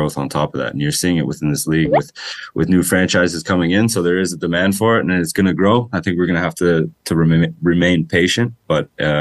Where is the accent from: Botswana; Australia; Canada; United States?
Canada; Oakville, Ontario; growing up in Oakville in the GTA